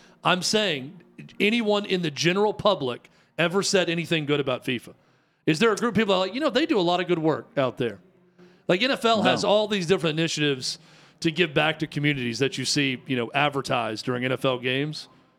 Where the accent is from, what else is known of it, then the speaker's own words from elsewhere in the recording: United States; I am American through and through, and Fiat does not sound American to me.